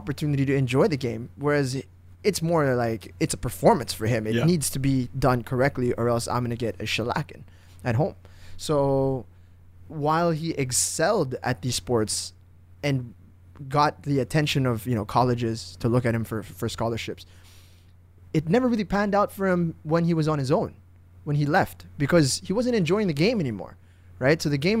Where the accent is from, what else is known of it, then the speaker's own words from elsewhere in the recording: Indonesia; I grew up in Indonesia. {S1} Yeah. {S0} 8 years of my life I spent over there.